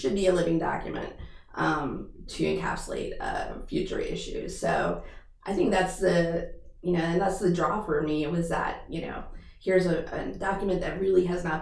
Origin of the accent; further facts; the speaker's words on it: Wheaton, Maryland, United States; I grew up in Wheaton, Maryland